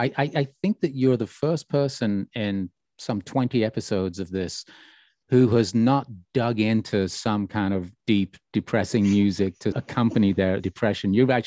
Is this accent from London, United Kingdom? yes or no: no; Birmingham, West Midlands, United Kingdom; growing up in Birmingham